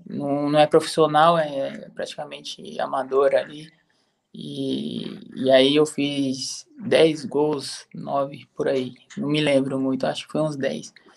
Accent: São Paulo, Brazil; moved away as an adult; now in Lviv, Ukraine; Sou, sou de São Paulo. Sou da Zona Leste, ali perto de Itaquera, Guianazes.

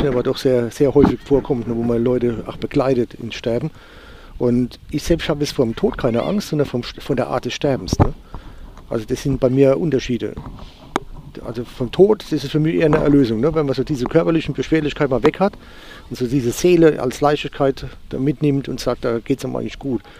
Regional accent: Rhineland-Palatinate, Germany; Als Pfälzer nuschel ich gerne.

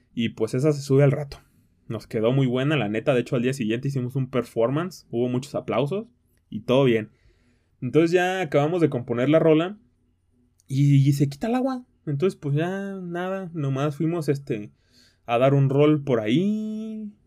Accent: Tequila, Jalisco, Mexico; moved away; mi tierra, a mi querida tierra de Tequila, Jalisco

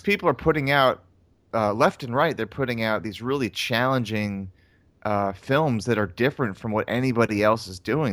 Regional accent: North Carolina, United States; I'm from North Carolina

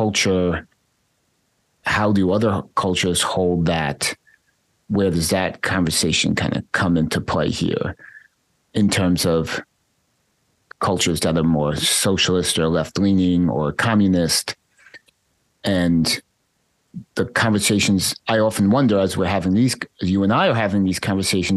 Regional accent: United States; growing up in United States capitalist consumerist culture

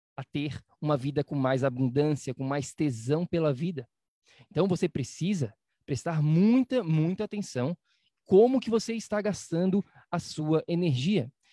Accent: Florianópolis, Santa Catarina, Brazil; moved away; na minha cidade natal chamada Florianópolis

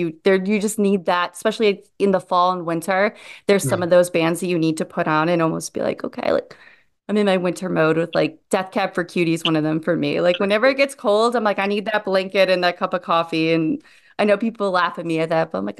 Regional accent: Midwest, United States; moved away; I'm originally from the Midwest.

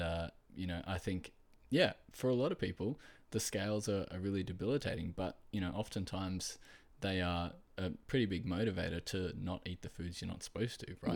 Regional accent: Australia; I am from Australia

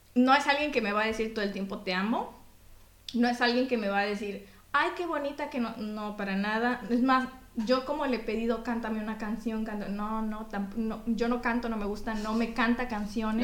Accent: Mexico; now in Belgium; yo como mexicana

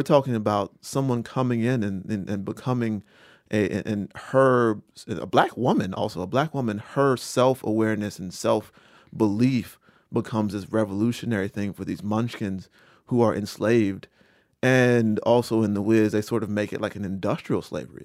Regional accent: Rocky Mount, North Carolina, United States; From Rocky Mount, North Carolina

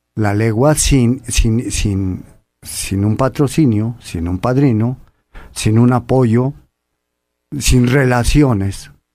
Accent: Apizaco, Tlaxcala, Mexico; barrio San Miguel, barrio de Apizaco, Tlaxcala, donde soy oriundo, y allí yo vi de chaval a la a toreros

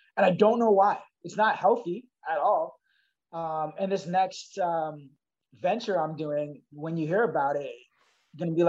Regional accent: Toronto, Ontario, Canada; growing up in Scarborough

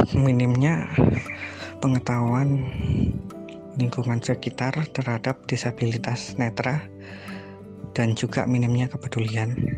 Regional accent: Jepara, Central Java, Indonesia; asal dari kota Ukir, Jepara, Jawa Tengah

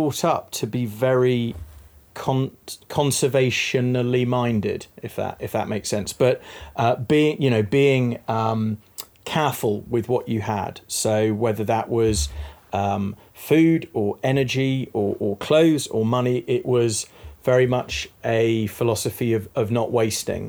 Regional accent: East Midlands, United Kingdom; now in London, United Kingdom; I was born in the Midlands, which is a bit non-descriptive, or was brought up in the Midlands instead of Northamptonshire, Leicestershire. But I've lived in London

